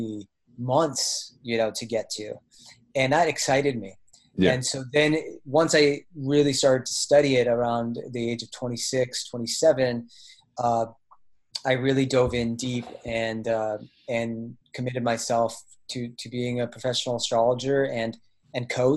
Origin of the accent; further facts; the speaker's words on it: Bay Area, California, United States; also born or lived in Oregon / Colorado; now in Asheville, United States; I'm from the Bay Area in California. My family still lives there